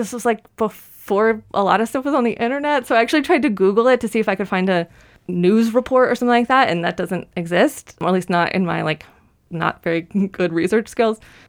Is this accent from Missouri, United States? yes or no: no; Nashville, Tennessee, United States; I'm from Nashville